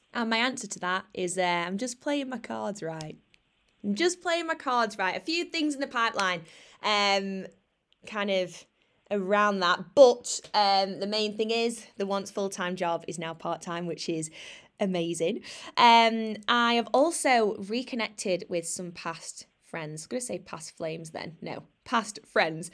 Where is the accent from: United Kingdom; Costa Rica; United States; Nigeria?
United Kingdom; Sheffield, Yorkshire and the Humber; moved away as an adult; I've moved out of my hometown, Sheffield